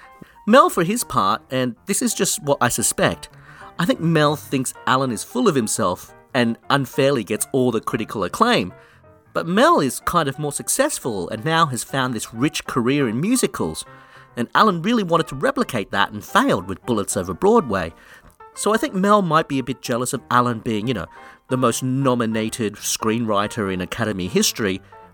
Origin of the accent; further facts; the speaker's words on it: Australia; also born or lived in London; Look, I'm in Australia and I grew up in Australia, but I lived in London for many years and it's just a mix of various English things.